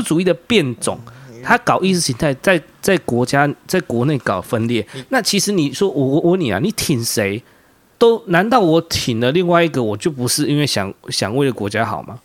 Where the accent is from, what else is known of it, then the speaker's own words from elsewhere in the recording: Taiwan; 我们台湾人